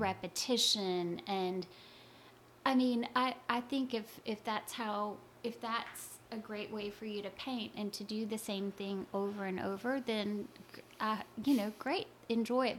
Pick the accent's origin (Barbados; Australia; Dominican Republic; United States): United States; Louisiana; I I grew up in Louisiana